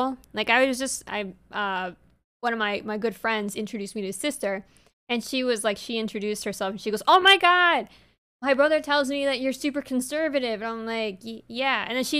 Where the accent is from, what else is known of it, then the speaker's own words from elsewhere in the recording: New York, United States; I'm a former New Yorker. I'm really, really excited about this case and what it can mean for my home state.